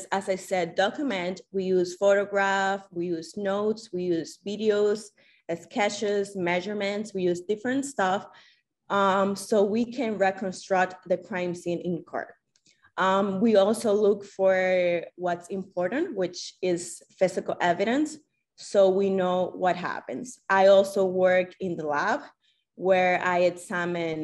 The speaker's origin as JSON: {"language": "English", "country": "Dominican Republic", "tie": "born or raised there", "moved": "as an adult", "said": "I'm from the Dominican Republic. So I did my high school years in the Dominican Republic"}